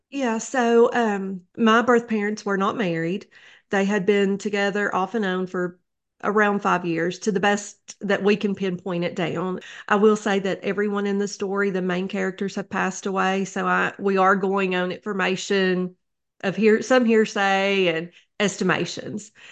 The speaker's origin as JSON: {"language": "English", "town": "Neon", "region": "Kentucky", "country": "United States", "tie": "born or raised there", "moved": "yes", "lives_now": "Wise, Virginia, United States", "said": "I grew up in Neon, Kentucky. That is in Letcher County"}